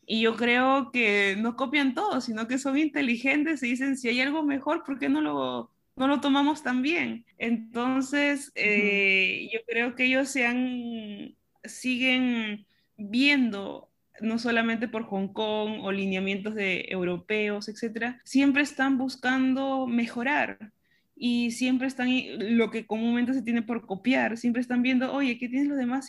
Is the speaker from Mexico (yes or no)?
no; Pisco, Ica, Peru; moved away as an adult; now in Shanghai, China; soy de Pisco, de Perú